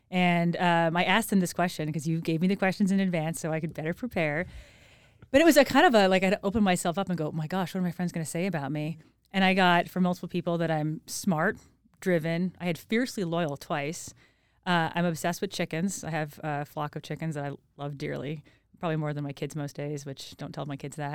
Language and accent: English; New York, United States; now in Boise, United States; so I'm from New York, upstate New York